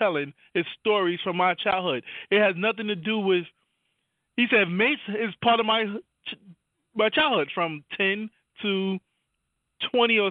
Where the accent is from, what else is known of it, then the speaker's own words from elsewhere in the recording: New York City, New York, United States; I'm from Harlem